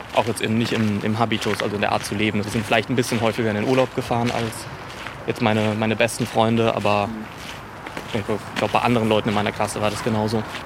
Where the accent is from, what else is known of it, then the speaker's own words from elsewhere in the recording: Baden-Württemberg, Germany; moved away as an adult; now in Berlin, Germany; ich bin in Baden-Württemberg äh, aufgewachsen